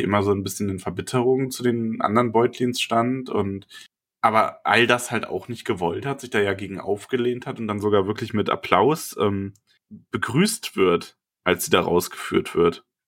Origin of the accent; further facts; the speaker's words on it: Bavaria, Germany; hier bei uns in Bayern